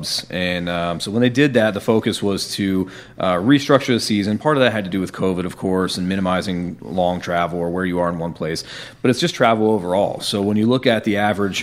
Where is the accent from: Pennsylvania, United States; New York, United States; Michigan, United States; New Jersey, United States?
Pennsylvania, United States; Pittsburgh; moved away as an adult; also born or lived in State College, Pennsylvania / Philadelphia area / Baltimore; now in Winston-Salem, United States; I was born in Pittsburgh, and I spent a lot of time in Pennsylvania. So I grew up outside of there